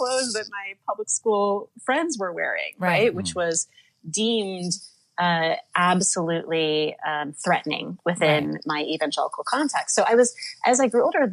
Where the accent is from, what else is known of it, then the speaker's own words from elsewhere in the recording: Midwest, United States; now in New York City, United States; I live in New York City now, but I grew up in the Midwest